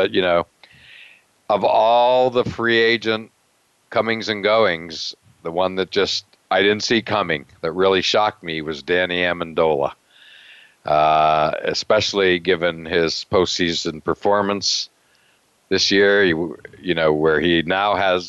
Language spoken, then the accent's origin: English; Pennsylvania, United States; now in Boston, United States; I'm from Pennsylvania, so I've always liked Villanova.